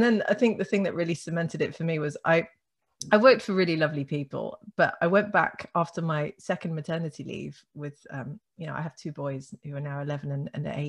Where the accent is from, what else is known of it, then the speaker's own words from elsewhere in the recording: Netherlands; moved away; I grew up in the Netherlands, actually. My father's Dutch, my mum's English